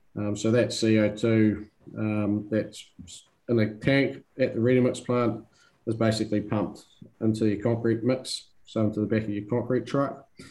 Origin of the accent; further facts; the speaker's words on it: New Zealand; now in Sydney, Australia; I'm a New Zealander